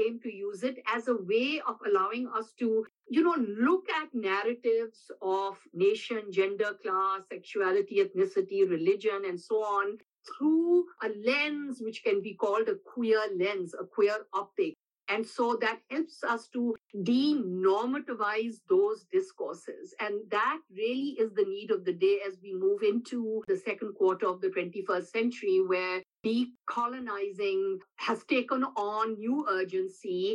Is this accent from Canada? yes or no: no; Pakistan; now in United States; I am myself originally from Pakistan